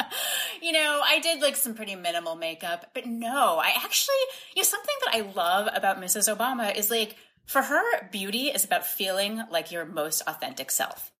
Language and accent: English; Boston, Massachusetts, United States; now in Washington, D.C., United States; I grew up in Boston